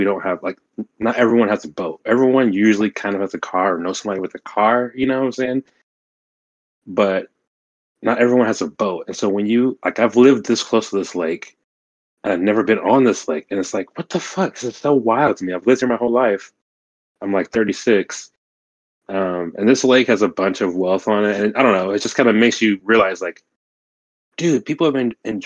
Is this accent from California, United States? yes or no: no; Oklahoma, United States; my home state of Oklahoma